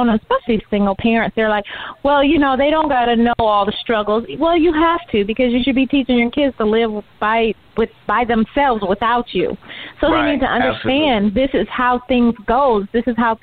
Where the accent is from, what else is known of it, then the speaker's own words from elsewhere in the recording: Detroit, Michigan, United States; We grew up on Tolkien and Austen and Shakespeare, you know, unlike other kids in Detroit